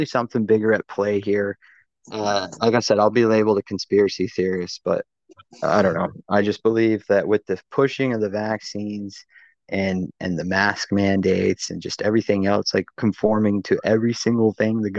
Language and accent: English; United States; moved away; I'm from the States